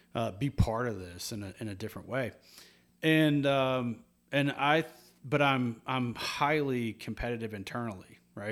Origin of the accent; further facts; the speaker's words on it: Louisville, Kentucky, United States; moved away; growing up in Kentucky.